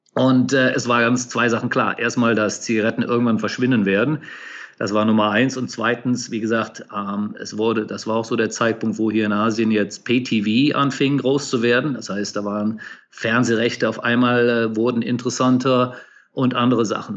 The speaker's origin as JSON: {"language": "German", "town": "Cologne", "region": "North Rhine-Westphalia", "country": "Germany", "also_born_or_lived": "United States / Asia", "moved": "as an adult", "said": "Ich bin Kölner Jung und vielleicht hört man das ab und zu auch so ein bisschen raus noch"}